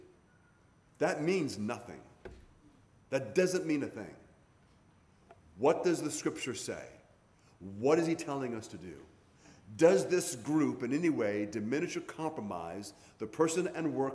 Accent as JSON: {"language": "English", "region": "Hawaii", "country": "United States", "tie": "born or raised there", "moved": "yes", "said": "I grew up in Hawaii"}